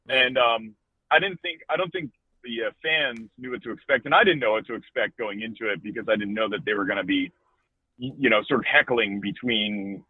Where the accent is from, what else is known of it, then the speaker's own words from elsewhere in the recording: South New Jersey, United States; moved away; I'm actually from South New Jersey, kind of close to Philadelphia